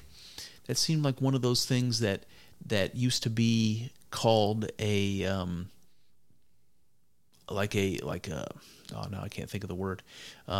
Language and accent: English; United States; this is where I'm American.